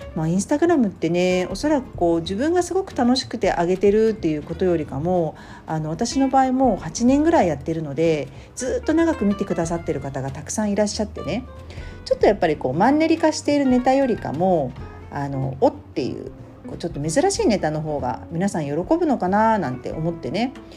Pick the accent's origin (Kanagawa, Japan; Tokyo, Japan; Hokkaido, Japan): Tokyo, Japan; born or raised there; moved away